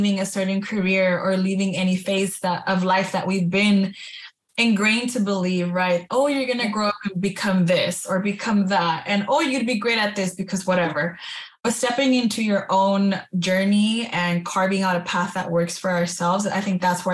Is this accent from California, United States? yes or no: yes; Baldwin Park, California, United States; I was born and raised in California, in Baldwin Park, California